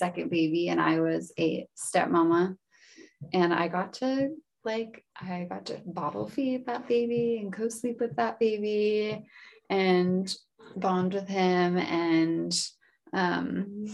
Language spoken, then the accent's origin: English; Spokane Valley, Washington, United States; I was born in Spokane Valley